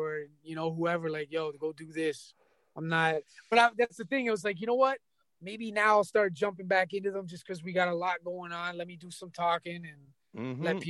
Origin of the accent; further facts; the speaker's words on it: Canada; I'm also Canadian. I'm also Canadian though, so I can live it